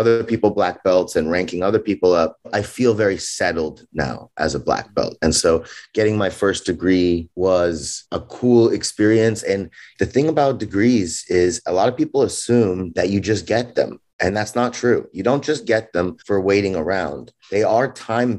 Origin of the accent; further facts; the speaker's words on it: Los Angeles, California, United States; I grew up in Los Angeles, California. I was born there, grew up there.